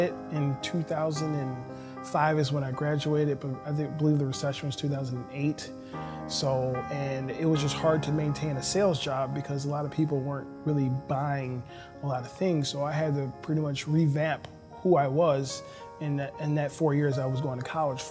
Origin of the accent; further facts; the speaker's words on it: Elmhurst, Illinois, United States; I was born in Elmhurst Hospital, and which is in DuPage County